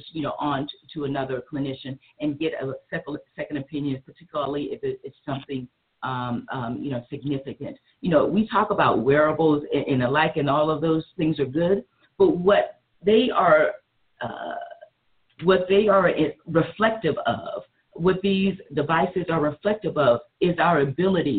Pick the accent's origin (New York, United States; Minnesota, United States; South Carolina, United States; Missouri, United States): South Carolina, United States; I'm from South Carolina